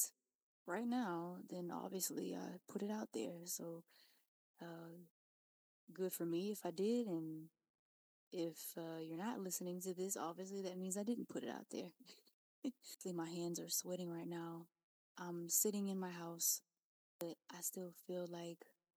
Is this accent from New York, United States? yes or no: no; Louisiana, United States; I'm from Louisiana, and you know, I grew up with a tight-knit family.